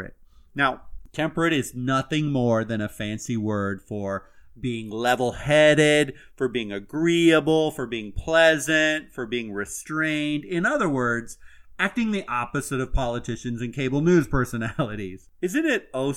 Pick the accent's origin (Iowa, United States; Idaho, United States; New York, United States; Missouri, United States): Iowa, United States; now in Florida, United States; I'm originally from Iowa, but I am now about as Floridian as they come anymore